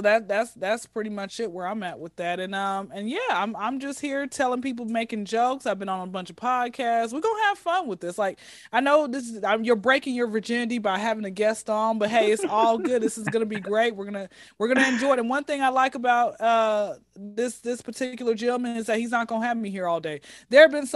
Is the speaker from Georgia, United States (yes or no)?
yes; Atlanta, Georgia, United States; I am born and raised in Atlanta